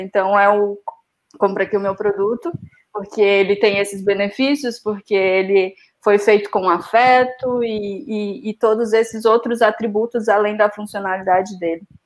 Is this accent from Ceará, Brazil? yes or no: yes; Ceará, Brazil; moved away as an adult; now in Portugal; em Fortaleza, somos do Ceará